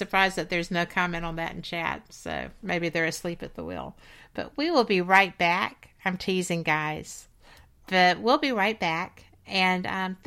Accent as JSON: {"language": "English", "town": "Birmingham", "region": "Alabama", "country": "United States", "tie": "born or raised there", "said": "I'm from Birmingham, Alabama. I grew up here in the 60s"}